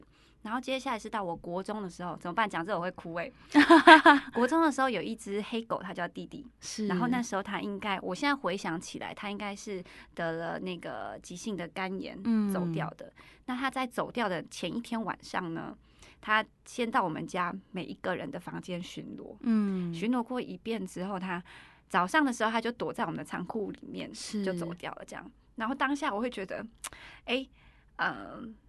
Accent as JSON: {"language": "Chinese", "country": "Taiwan", "tie": "born or raised there", "said": "我是原住民，"}